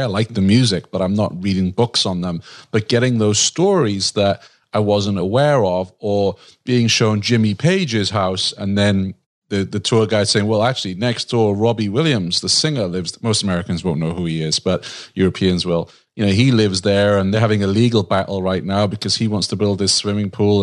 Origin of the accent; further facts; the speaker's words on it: Wales, United Kingdom; now in United States; I'm from Wales, but I live in the U S